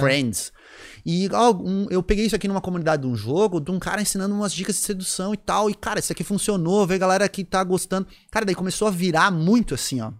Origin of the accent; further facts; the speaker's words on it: Florianópolis, Santa Catarina, Brazil; also born or lived in Rio Grande do Sul; eu sou gaúcho, eu nasci no Rio Grande do Sul. Caramba. Com 21 dias, eu vim morar em Florianópolis